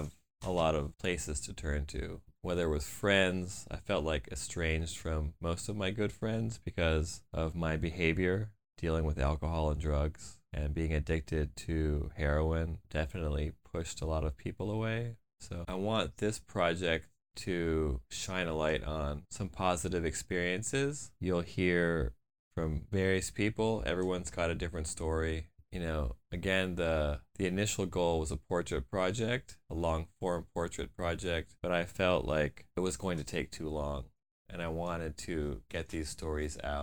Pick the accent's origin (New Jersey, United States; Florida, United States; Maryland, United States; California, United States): Florida, United States; outside of the Fort Lauderdale area; I'm also from Florida, outside of the Fort Lauderdale area